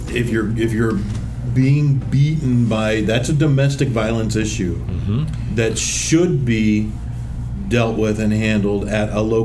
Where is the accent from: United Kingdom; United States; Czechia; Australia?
United States; this is the only point of frame that I have, is as an American